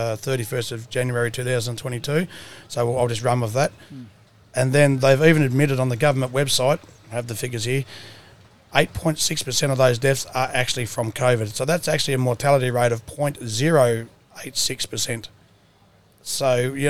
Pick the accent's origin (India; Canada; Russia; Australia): Australia; Mundaring, Western Australia; I'm from Mundaring Shire